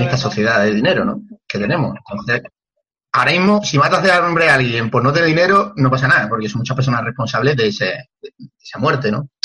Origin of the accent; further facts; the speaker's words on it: La Palma del Condado, Andalusia, Spain; en mi pueblo, que es La Palma del Condado